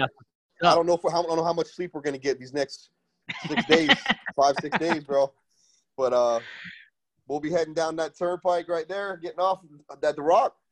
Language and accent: English; Cutler Ridge, Florida, United States; now in West Palm Beach, United States; born and raised in Miami-Dade County. I was born and raised down there in Cutler Ridge and moved up to West Palm in 2003.